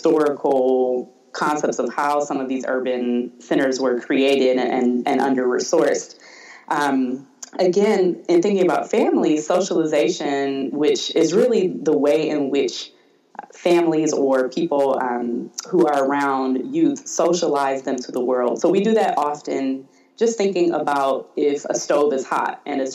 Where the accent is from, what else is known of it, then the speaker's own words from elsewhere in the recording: Detroit, Michigan, United States; growing up in Detroit